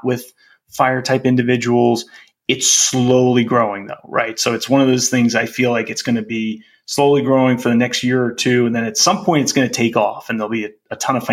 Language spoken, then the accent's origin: English; East Coast, United States; moved away as an adult; I grew up on the East Coast and lived on the East Coast most of my life. Moved out here